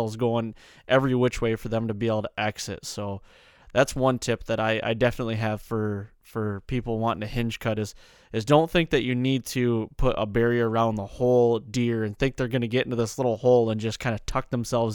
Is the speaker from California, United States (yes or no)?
no; Michigan, United States; growing up in Michigan